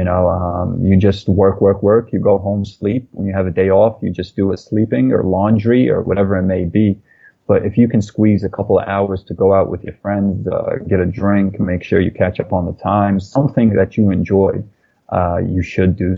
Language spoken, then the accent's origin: English; New York City, New York, United States; we grew up in Brooklyn, New York